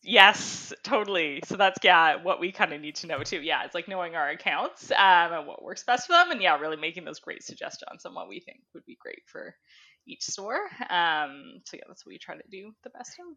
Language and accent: English; Ontario, Canada; I grew up in Ontario